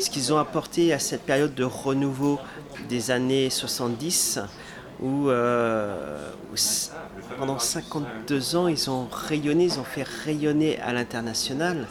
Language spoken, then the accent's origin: French; Brittany, France; moi je suis breton